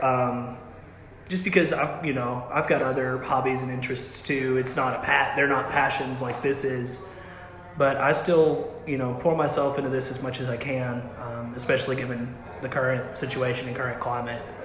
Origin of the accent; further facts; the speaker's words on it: Russellville, Kentucky, United States; I grew up uh, in Russellville pretty much my whole life